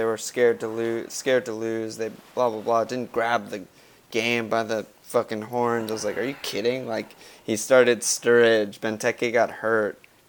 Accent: United States; I'm an American

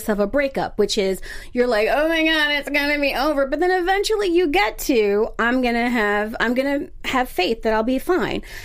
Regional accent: Philadelphia area, New Jersey, United States; now in Los Angeles, United States; I'm from the East Coast. I'm from South Jersey, Philadelphia area

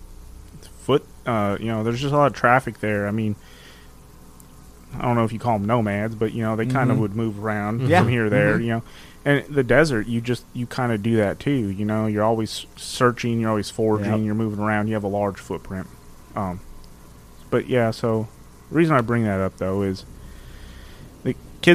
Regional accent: Tucson, Arizona, United States; I am originally from Tucson, Arizona.

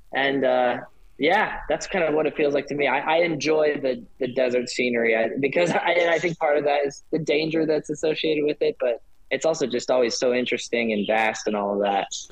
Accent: Delaware, United States; moved away as an adult; also born or lived in Idaho; now in Arizona, United States; growing up in Delaware, um, where it's like green everywhere

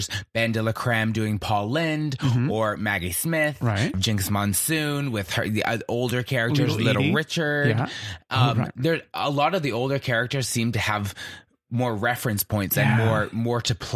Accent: Scotland, United Kingdom; as a Brit, myself

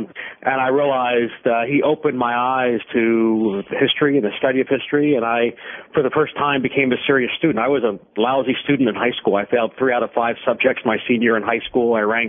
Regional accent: Philadelphia, Pennsylvania, United States; Sure. Well, I grew up in Philadelphia and thought I was going to be a professional baseball player.

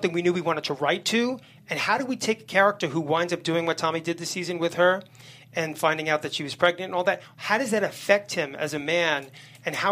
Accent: New York City, New York, United States; I grew up in Hell's Kitchen in the 70s, very violent, crazy neighborhood

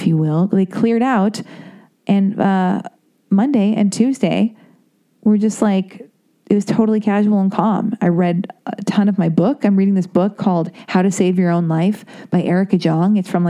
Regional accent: Los Angeles, California, United States; I was born and raised in Laurel Canyon

